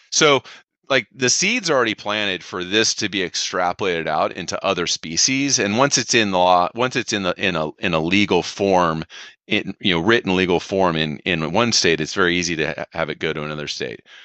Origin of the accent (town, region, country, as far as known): California, United States